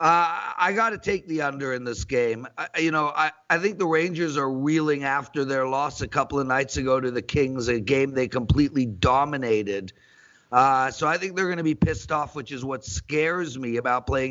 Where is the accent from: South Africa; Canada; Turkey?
South Africa; I'm South African.